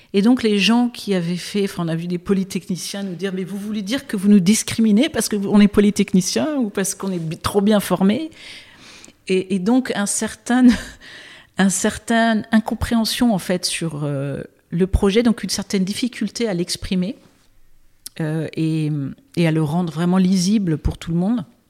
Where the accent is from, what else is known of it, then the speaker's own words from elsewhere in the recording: Brittany, France; J'ai grandi en Bretagne avec un père breton et une mère américaine